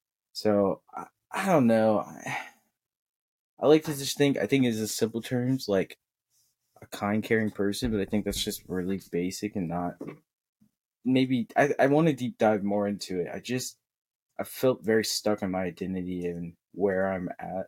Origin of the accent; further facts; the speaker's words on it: Seward, Oklahoma, United States; also born or lived in Oregon; now in Los Angeles, United States; I came from Seward, Oklahoma, small town